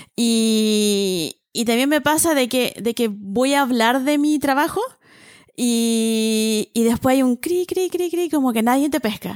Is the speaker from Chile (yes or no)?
yes; Valparaíso, Chile; como soy porteña